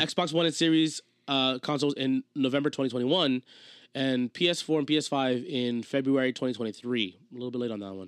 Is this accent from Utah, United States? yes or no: no; New Jersey, United States; we're from New Jersey